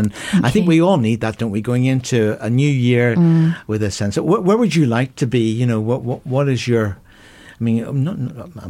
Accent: Ireland; accent: Irish; my Irish accent

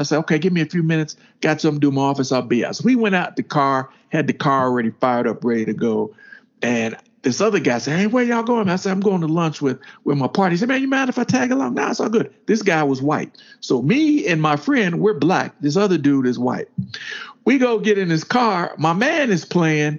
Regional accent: the South, United States; we grew up in the South

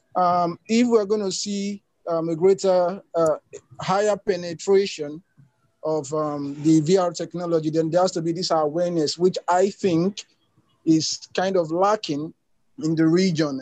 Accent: Nigeria; I'm from Nigeria

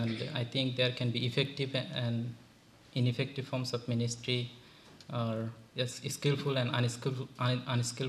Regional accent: Bangladesh; also born or lived in Sri Lanka; now in United States; I'm from Bangladesh. I did all my studies in Sri Lanka.

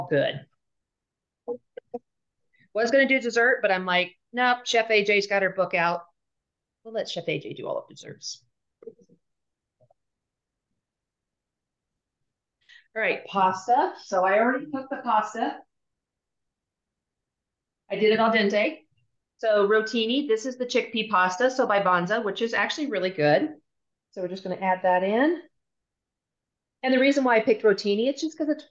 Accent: Kansas City, United States; now in Denver, United States; I'm from Kansas City

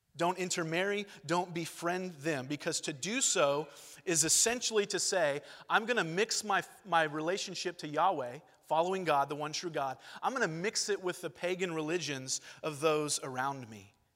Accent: Long Beach, California, United States; moved away; also born or lived in Georgia; I'm from Long Beach, California, Los Angeles County. I spent the first chunk of my life there

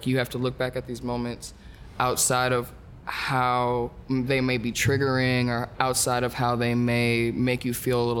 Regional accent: Minneapolis, Minnesota, United States; I grew up in Minneapolis, Southside

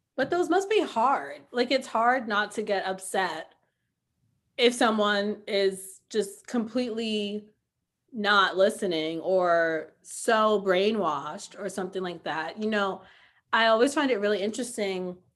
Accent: New York City, New York, United States; growing up in New York City

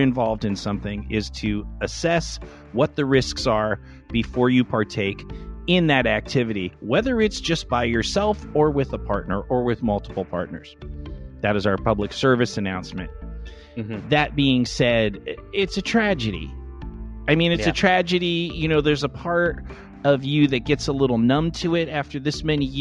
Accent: Los Angeles, California, United States; I grew up in Los Angeles in the smog in the 70s.

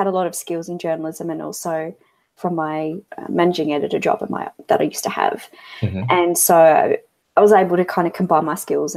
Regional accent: Hobart, Tasmania, Australia; also born or lived in Yaizu, Shizuoka, Japan; I'm originally from Tasmania

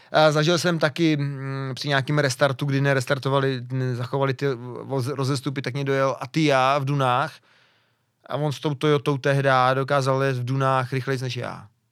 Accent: near Pardubice, Pardubice Region, Czechia; jsem kousek od Pardubic

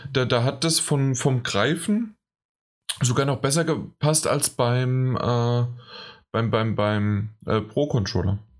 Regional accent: Frankfurt, Hesse, Germany; für mich als Frankfurter, als Hesse

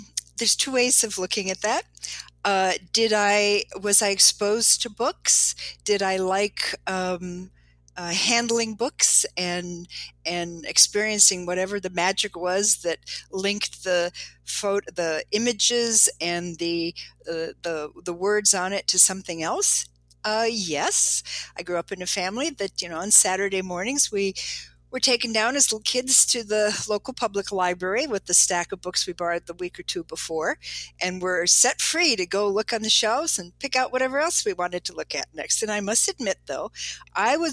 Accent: Chicago, Illinois, United States; I grew up in Chicago

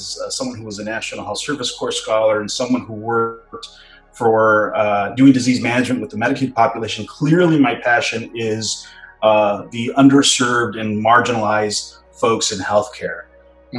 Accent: Los Angeles, California, United States; born and raised in the LA area

